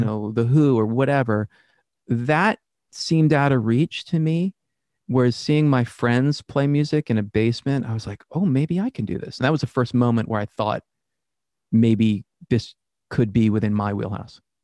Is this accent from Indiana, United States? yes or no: no; Worcester, Massachusetts, United States; Born and raised in Worcester, Massachusetts.